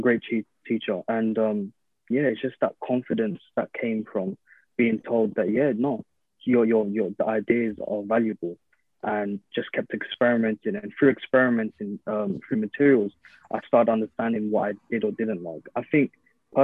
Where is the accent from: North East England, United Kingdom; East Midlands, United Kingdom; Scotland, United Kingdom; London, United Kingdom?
London, United Kingdom; growing up in London